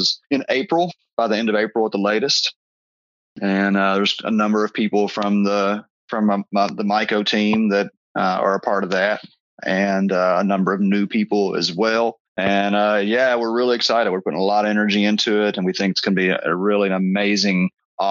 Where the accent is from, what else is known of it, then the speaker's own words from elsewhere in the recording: Kentucky, United States; also born or lived in southern Indiana; I'm from Kentucky